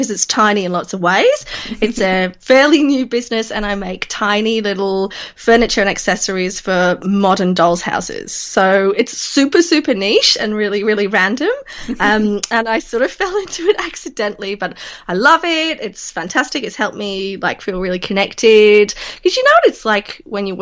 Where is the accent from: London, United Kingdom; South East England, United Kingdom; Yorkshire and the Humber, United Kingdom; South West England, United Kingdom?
Yorkshire and the Humber, United Kingdom; Leeds; moved away as an adult; also born or lived in regional Victoria, Australia; now in Victoria, Australia; I'm from Yorkshire. I'm from Leeds.